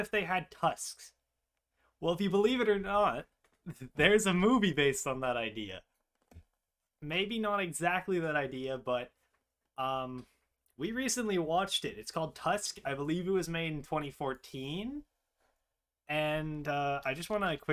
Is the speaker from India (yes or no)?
no; Canada; We're Canadian, like, if you couldn't tell by our accents